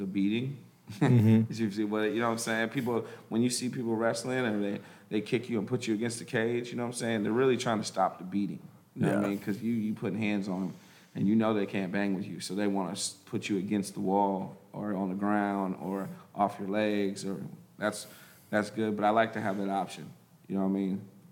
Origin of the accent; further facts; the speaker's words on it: Humboldt County, California, United States; I'm from Humboldt County